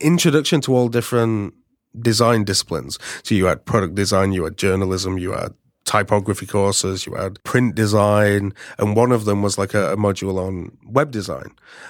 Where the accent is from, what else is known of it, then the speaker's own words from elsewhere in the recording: Yorkshire and the Humber, United Kingdom; So I'm from the UK. Mm-hmm. 4 hours north from London. It's not London. Don't say it's London. It's hours north.